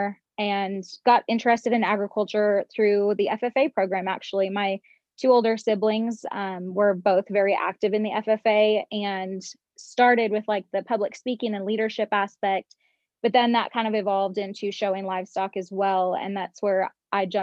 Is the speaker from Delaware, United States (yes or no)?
no; Bend, Oregon, United States; moved away as an adult; also born or lived in Oklahoma / Champaign, Illinois / Texas; originally I am from Bend, Oregon, which when I was growing up was a decent sized town